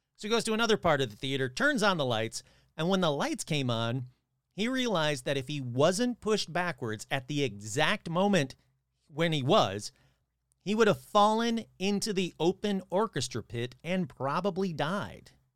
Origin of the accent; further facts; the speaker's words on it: Michigan, United States; my home state of Michigan.